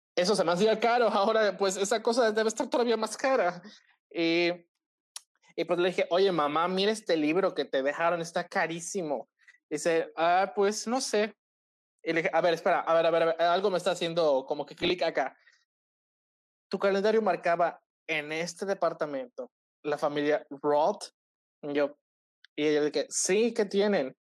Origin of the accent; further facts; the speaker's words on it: Cozumel, Quintana Roo, Mexico; soy de Cozumel